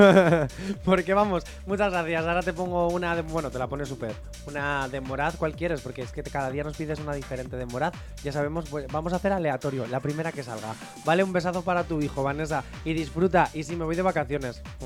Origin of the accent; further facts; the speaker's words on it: Basque Country, Spain; soy vasco